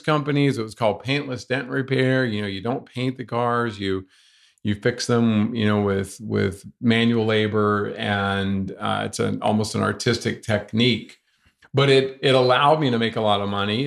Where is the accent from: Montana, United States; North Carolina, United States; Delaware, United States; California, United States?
North Carolina, United States; I grew up here in North Carolina